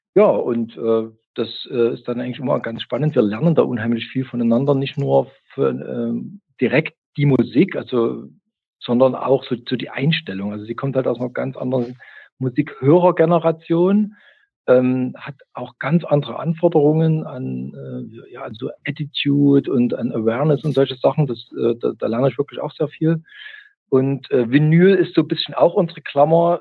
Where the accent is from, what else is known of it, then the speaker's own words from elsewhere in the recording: East Germany, Germany; ich komme aus der DDR